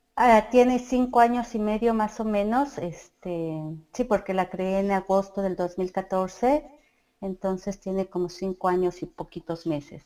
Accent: Mexico City, Mexico; moved away as an adult; also born or lived in Coacalco, State of Mexico / Ecatepec, State of Mexico; now in Toronto, Canada; yo nací por lo que es el mercado de Jamaica, por ahí nací. Em, mis papás después se fueron a vivir al Estado de México, lo que es lo que es Coacalco, y después me fui a vivir a Ecatepec, pero cuando viví en Ecatepec estudié y trabajé en la Ciudad de México

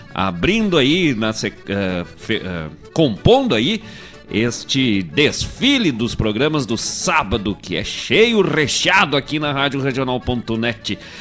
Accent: Gaúcho, Rio Grande do Sul, Brazil; eu sou gaúcho e eu falo tchê

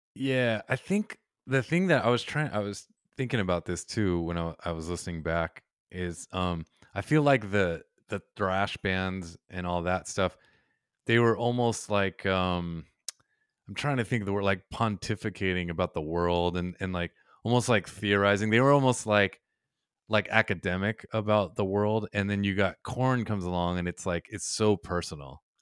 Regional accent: Westminster, California, United States; I grew up in Westminster

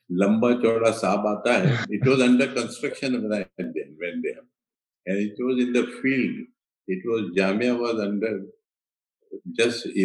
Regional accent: Ahmedabad, Gujarat, India; moved away; also born or lived in Delhi / Mumbai; I was born in Ahmedabad, it is in Gujarat, which is mm. historic

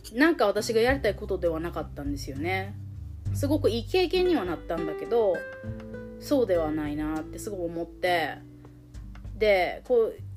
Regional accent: Shikoku, Japan; moved away as an adult; also born or lived in United States; 私の田舎の四国の方で子供を産んだりして生活を始めた

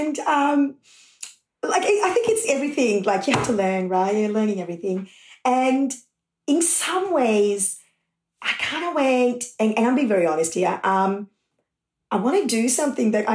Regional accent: Sri Lanka; now in Australia; I grew up in Sri Lanka and that was during the war

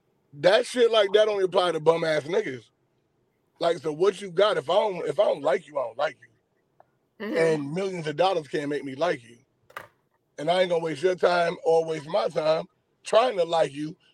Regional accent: Rochester, New York, United States; Rochester, New York.

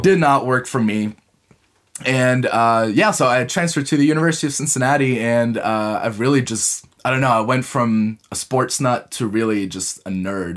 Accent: Munich, Bavaria, Germany; English is a second language; also born or lived in United States; I am originally from Munich

